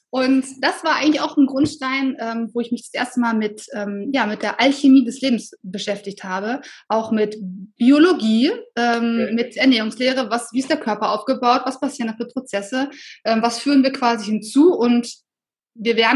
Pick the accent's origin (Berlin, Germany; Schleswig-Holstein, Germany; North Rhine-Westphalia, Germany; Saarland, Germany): North Rhine-Westphalia, Germany; Solingen; Ich bin äh, tatsächlich ja sehr behütet aufgewachsen. Ähm, ich komme aus Solingen